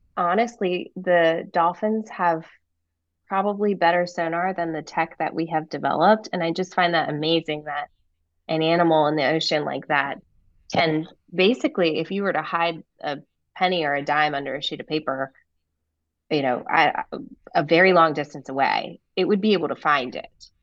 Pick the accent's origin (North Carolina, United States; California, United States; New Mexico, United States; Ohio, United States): North Carolina, United States; Raleigh; moved away as an adult; also born or lived in Rhode Island / San Diego; I was born here in North Carolina